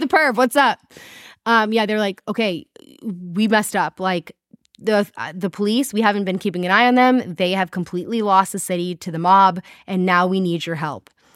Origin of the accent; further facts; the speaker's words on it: South Africa; accent: South African; I can only do a South African accent because it's my own